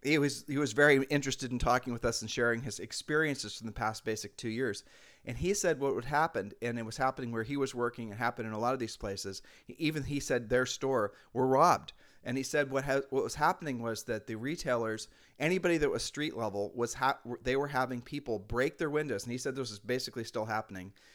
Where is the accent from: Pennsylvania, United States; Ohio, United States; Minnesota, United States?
Ohio, United States; moved away as an adult; now in Puerto Rico; we're from Ohio